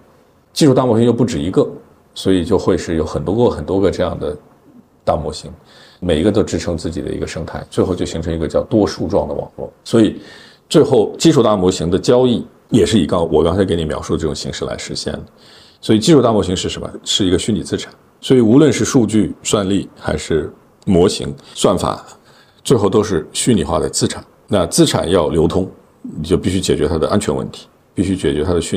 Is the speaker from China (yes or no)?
yes; China; 咱们中国的土生土长的人，即使有国际的经验，最后回到这片土地，都是一样的原因吧？这还是自己的家园吧，对吧？